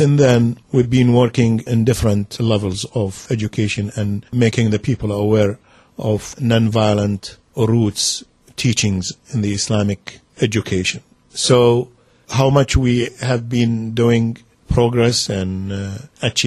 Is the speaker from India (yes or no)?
no; Iraq; moved away; I was born in Iraq